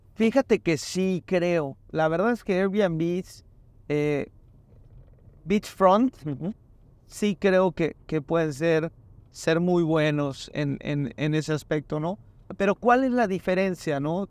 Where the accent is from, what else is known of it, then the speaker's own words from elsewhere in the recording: Mérida, Yucatán, Mexico; yo tengo el gusto de ir mucho a Mérida y soy de Mérida